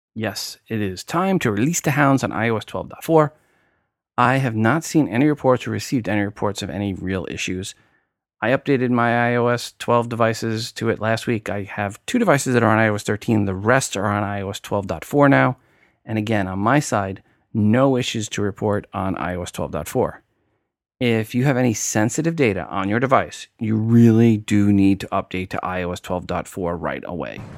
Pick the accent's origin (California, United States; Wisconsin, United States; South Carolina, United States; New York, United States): New York, United States; accent: New York; my New York accent came out there